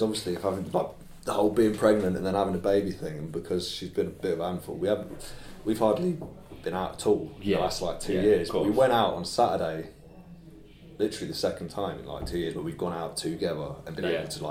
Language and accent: English; Birmingham, West Midlands, United Kingdom; growing up in Brum, man